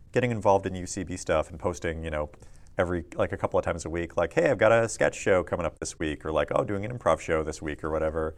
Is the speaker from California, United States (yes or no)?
no; Tulalip Indian Reservation, Washington, United States; moved away as an adult; now in Los Angeles, United States; I grew up on the Tulalip Indian Reservation in Washington State.